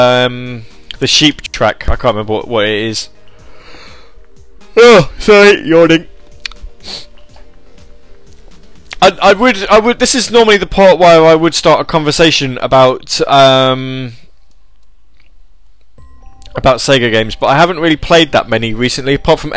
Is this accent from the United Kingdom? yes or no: yes; United Kingdom; I'm in the UK. UK. I mean, I'm from the United Kingdom.